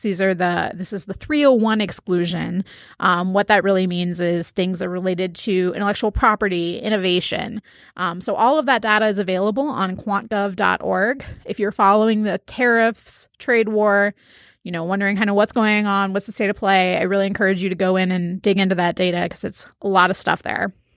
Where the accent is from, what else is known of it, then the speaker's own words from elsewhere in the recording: Cincinnati, Ohio, United States; my hometown of Cincinnati